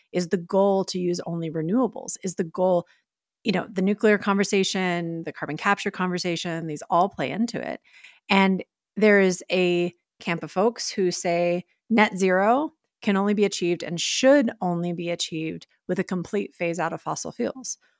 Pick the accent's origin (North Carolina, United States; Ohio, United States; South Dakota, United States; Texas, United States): Texas, United States; moved away; my home state in Texas